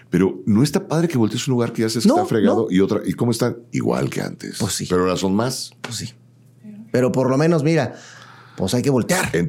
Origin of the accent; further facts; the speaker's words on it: Ciudad Satélite, State of Mexico, Mexico; Yo, de Ciudad Satélite para el Mundo.